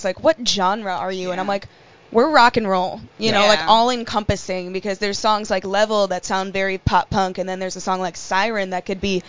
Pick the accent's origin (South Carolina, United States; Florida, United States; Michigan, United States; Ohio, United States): Ohio, United States; Westlake; we're both from Westlake.